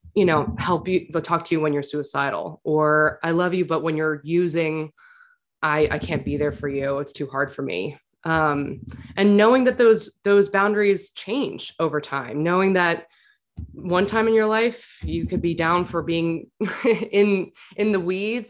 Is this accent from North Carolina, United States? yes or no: no; New York City, New York, United States; I grew up in New York City